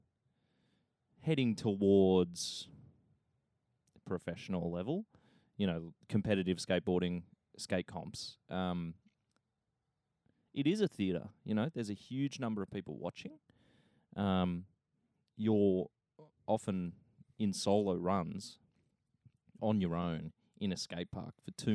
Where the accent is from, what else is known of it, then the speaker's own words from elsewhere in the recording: Bendigo, Victoria, Australia; away from my hometown, which is Bendigo